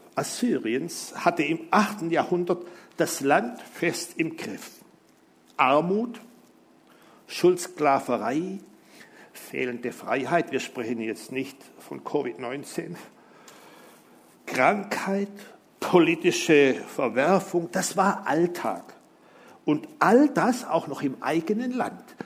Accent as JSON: {"language": "German", "town": "Simmersfeld", "region": "Baden-Württemberg", "country": "Germany", "tie": "born or raised there", "said": "da ist auch mein Heimatdorf, das schönste Dorf der Welt, Simmersfeld."}